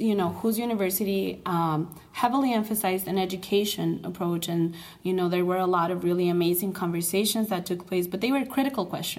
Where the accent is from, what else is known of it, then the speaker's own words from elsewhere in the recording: Torreón, Coahuila, Mexico; Family's from... I'm from Torreon.